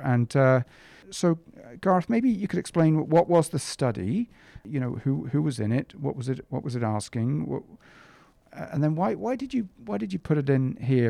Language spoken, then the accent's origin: English; England, United Kingdom; moved away; I grew up in England